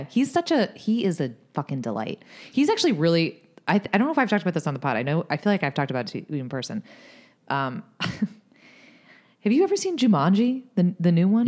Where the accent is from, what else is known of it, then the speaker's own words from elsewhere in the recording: Boston area, Massachusetts, United States; We're not from Boston proper